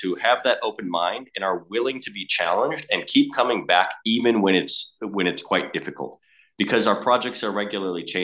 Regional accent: Chicago, Illinois, United States; moved away as an adult; now in Australia; I'm from Chicago originally

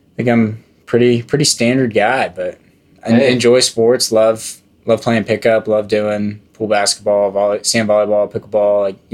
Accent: Frisco, Texas, United States; I grew up in Frisco, Texas, the beautiful suburb in the DFW area

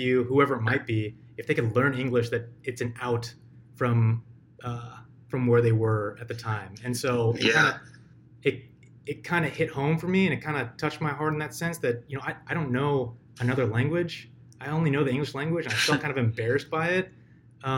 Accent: United States; I'm an American

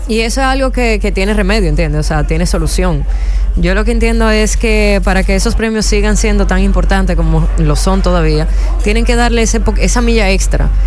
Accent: Dominican Republic; nuestra humor como dominicanos

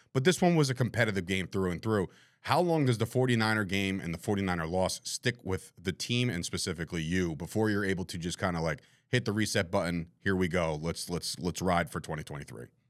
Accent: New Jersey, United States; the guy from New Jersey

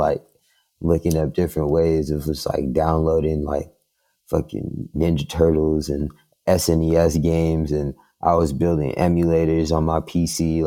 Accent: Los Angeles, California, United States; also born or lived in San Francisco Bay Area; I'm from Los Angeles.

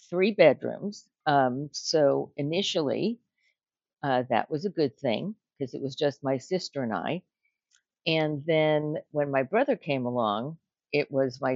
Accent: Oceanside, New York, United States; also born or lived in Brooklyn, New York; we moved out to Long Island to a town called Oceanside

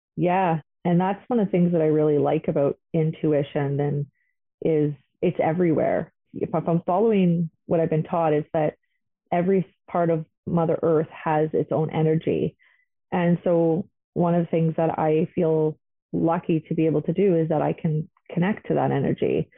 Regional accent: the North, Northern Canada, Canada; Growing up in the North, I am I do identify as Aboriginal

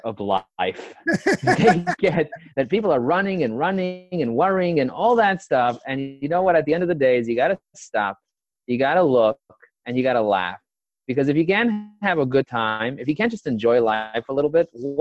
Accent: New York City, New York, United States; I was raised and grazed in Crooklyn, as they say. I was brought up in Borough

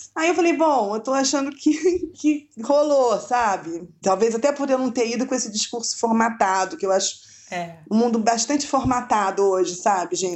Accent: Rio de Janeiro, Brazil; Eu morava no Rio, né? Eu sou carioca

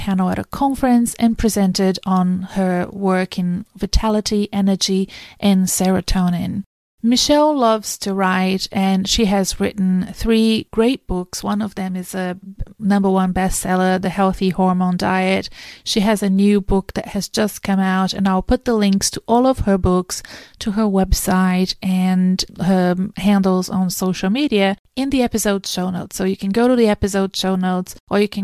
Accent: Brazil; now in Australia; I'm from Brazil

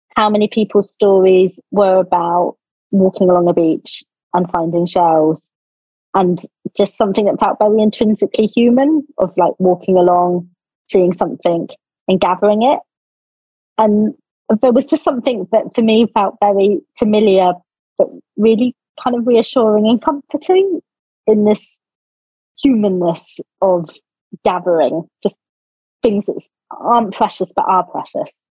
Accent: Cornwall, South West England, United Kingdom; moved away; I come from Cornwall

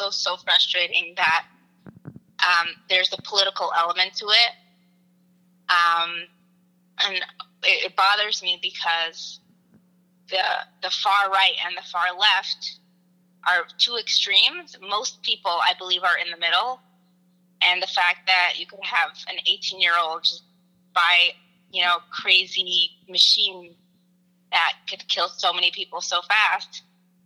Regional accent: Philadelphia, Pennsylvania, United States; I am from Philadelphia.

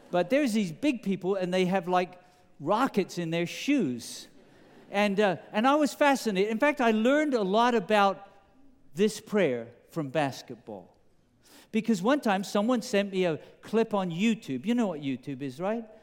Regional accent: England, United Kingdom; accent: British; now in United States; I remember growing up in England that there was a very famous game in, in the United States of America.

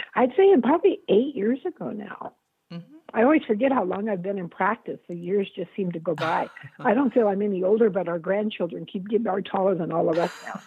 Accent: California, United States; now in Seattle, United States; I'm from California.

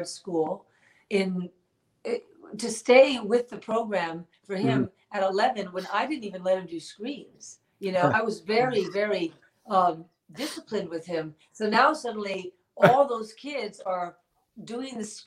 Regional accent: New York City, New York, United States; I grew up born and raised in New York City

